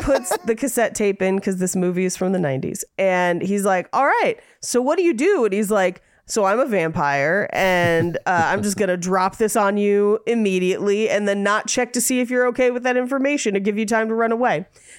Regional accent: San Francisco, California, United States; I grew up in San Francisco.

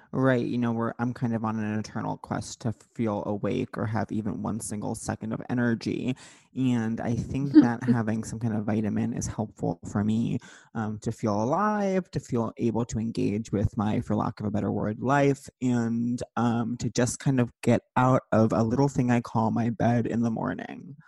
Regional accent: Long Island, New York, United States; as someone who grew up on Long Island

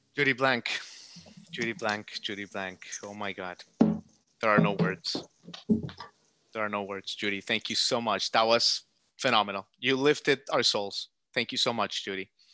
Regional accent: United States; I'm grateful as an American

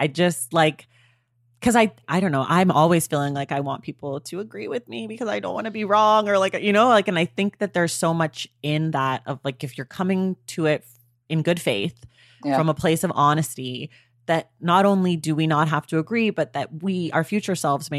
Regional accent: Oakland, California, United States; accent: valley girl; I'm from California. Okay. Leave me alone. This is how we talk.

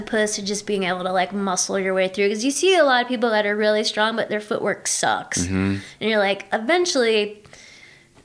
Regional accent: Louisiana, United States; now in Bishop, United States; I grew up in Louisiana

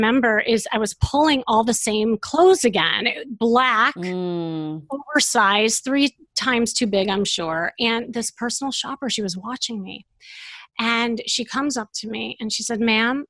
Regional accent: Chicago, Illinois, United States; moved away as an adult; now in Los Angeles, United States; I'm from Chicago, and you know, when I lived there

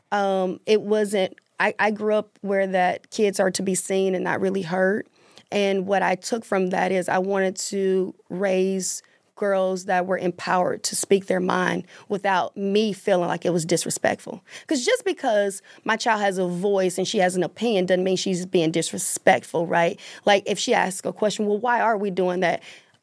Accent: the South, United States; I was in a marriage for 17 years and I grew up in the South

